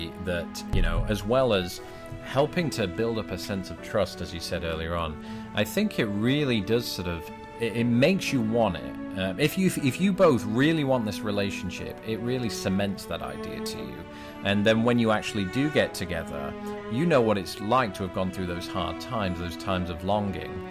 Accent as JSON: {"language": "English", "country": "United Kingdom", "said": "I'm British"}